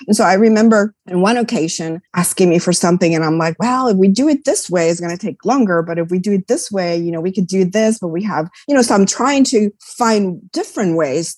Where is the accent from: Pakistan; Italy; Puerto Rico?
Puerto Rico; also born or lived in New York; I grew up in Puerto Rico. So I was born in New York. My parents left when I was a year old. So I basically grew up in Puerto Rico.